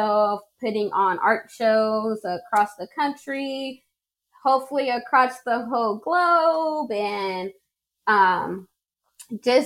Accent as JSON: {"language": "English", "region": "California", "country": "United States", "tie": "born or raised there", "also_born_or_lived": "Midwest City, Oklahoma", "moved": "as an adult", "lives_now": "Oklahoma City, United States", "said": "Growing up in California"}